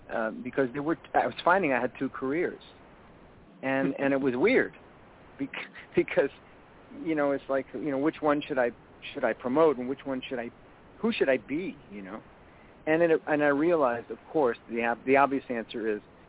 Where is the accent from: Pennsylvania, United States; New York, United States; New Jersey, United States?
New York, United States; I'm from New York